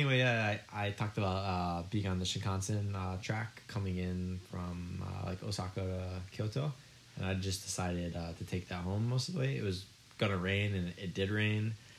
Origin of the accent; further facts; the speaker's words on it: Michigan, United States; moved away as an adult; now in Japan; My home state is called Michigan.